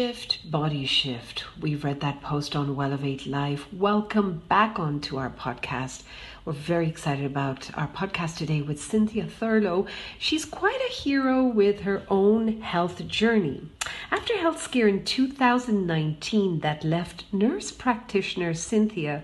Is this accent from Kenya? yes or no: no; India; being an Indian